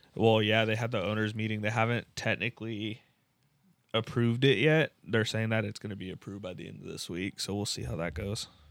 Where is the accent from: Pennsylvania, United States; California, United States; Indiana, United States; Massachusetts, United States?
California, United States; San Diego; California, San Diego